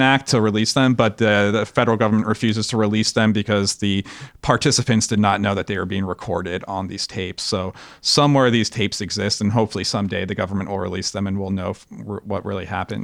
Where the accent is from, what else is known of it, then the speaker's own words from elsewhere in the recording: Los Angeles, California, United States; we grew up in Los Angeles